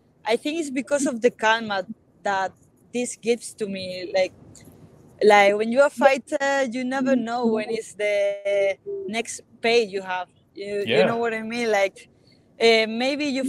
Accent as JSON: {"language": "English", "country": "Spain", "tie": "born or raised there", "also_born_or_lived": "Chile", "said": "I grew up in Spain my whole life. Like, I come here like, with 4 years, but I never been in Chile"}